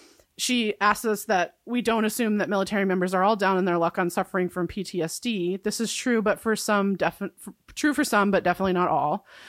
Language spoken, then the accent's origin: English; New York, United States; I grew up middle class in New York.